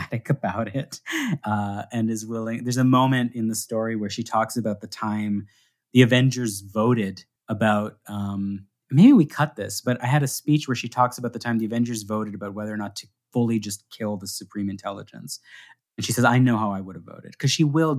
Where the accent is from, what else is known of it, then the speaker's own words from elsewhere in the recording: Canada; I'm a Canadian